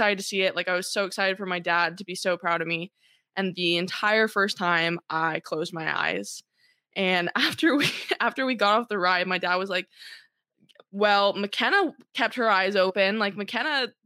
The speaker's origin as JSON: {"language": "English", "area": "South Orange County", "region": "California", "country": "United States", "tie": "born or raised there"}